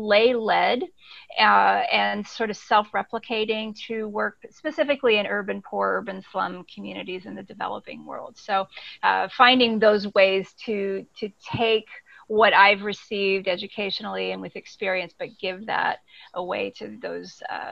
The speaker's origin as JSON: {"language": "English", "country": "Ecuador", "tie": "born or raised there", "said": "So I grew up cross-culturally my entire life. My parents were missionaries. I grew up in Ecuador and grew up with this experience of being suspended between cultures in a way."}